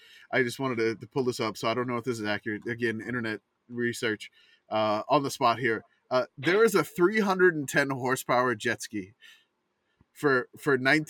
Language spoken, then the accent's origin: English; New Orleans, Louisiana, United States; Even though I grew up in New Orleans